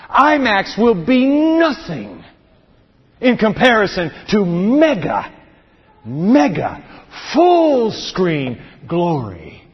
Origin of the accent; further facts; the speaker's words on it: Japan; Earthquake. I grew up in Japan. We used to wake up in the middle of the night, our beds just shaking. Japan is the whole nation on a fault.